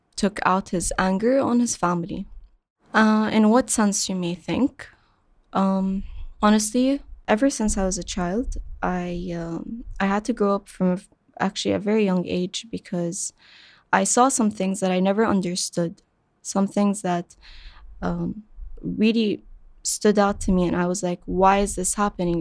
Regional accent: Qatar; I was born and raised in Qatar

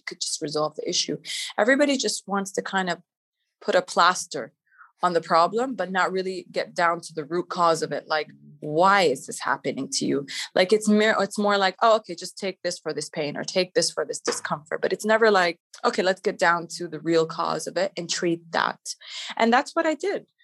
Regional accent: Canada; moved away as an adult; also born or lived in Palestine (ancestry); now in Dubai, United Arab Emirates; I'm of Palestinian origin. I grew up in Canada with four siblings in the family

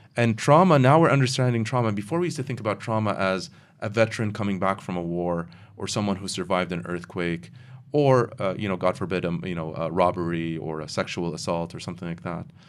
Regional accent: United States; now in Kuwait; I grew up in the United States

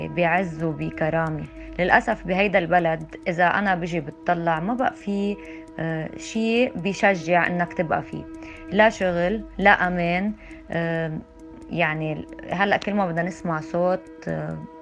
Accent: Lebanon; نحن كلبنانية

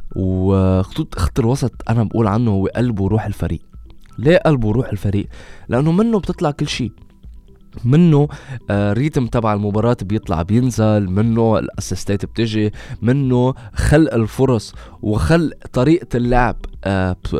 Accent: Lebanon; نحن كلبنانية

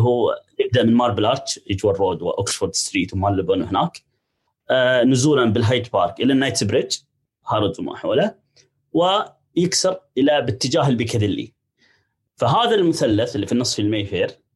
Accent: United Arab Emirates; عندنا في الامارات

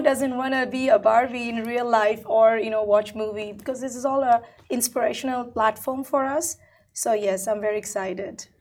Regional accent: India; now in United Arab Emirates; I'm originally Indian, right? So coming from India

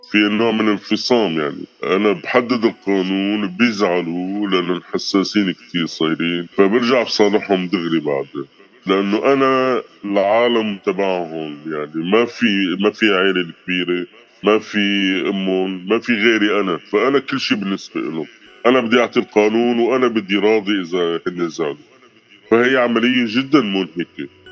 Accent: Syria; moved away as an adult; now in Italy; جيت من سوريا آه، خلال الحرب يعني 2017 طلعت من سوريا بشهر تموز على إيطاليا

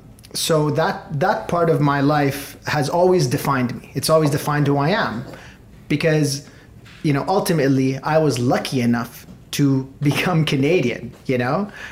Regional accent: Beirut, Beirut Governorate, Lebanon; I was born in Beirut.

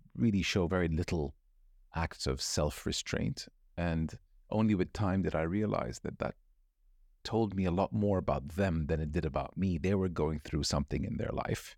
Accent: Saudi Arabia; also born or lived in California, United States; I'm Muslim or not say I'm from Saudi Arabia

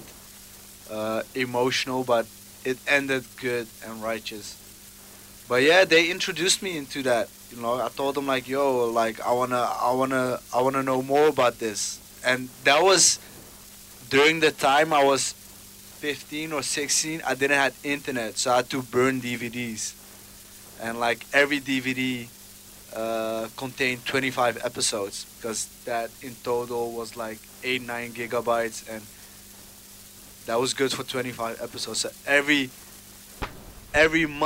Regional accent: Amsterdam, North Holland, Netherlands; born and raised in Amsterdam

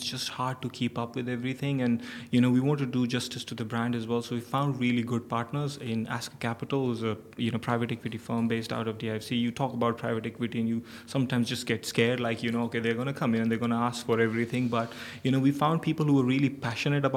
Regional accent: Pakistan; moved away as an adult; now in Dubai, United Arab Emirates; I come from Pakistan.

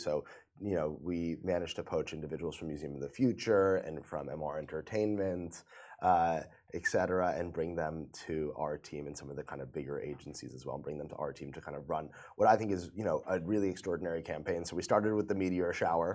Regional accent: New York, United States; moved away as an adult; now in Dubai, United Arab Emirates; so I'm from New York. I mm-hmm. moved to Dubai about four years ago

